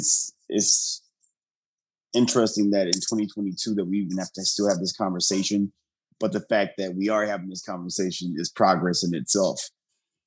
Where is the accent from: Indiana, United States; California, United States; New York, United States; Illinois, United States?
Illinois, United States; Bellwood; also born or lived in Kenya; growing up with that name, with my father being Italian American, my mother being Black American, and this is a name, you know, I was given 1974, Bellwood, Illinois, which I'm in a primarily Italian community